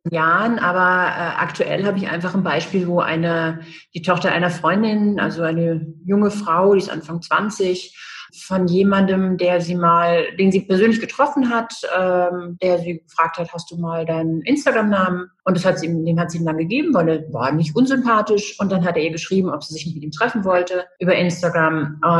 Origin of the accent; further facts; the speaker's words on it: Düsseldorf, North Rhine-Westphalia, Germany; moved away as an adult; also born or lived in Trier; now in Rostock, Germany; bin äh, aus, ursprünglich aus Düsseldorf. Ich bin in Düsseldorf geboren und ähm, habe dann in Düsseldorf eine Banklehre gemacht, bin dann zum Studium nach Trier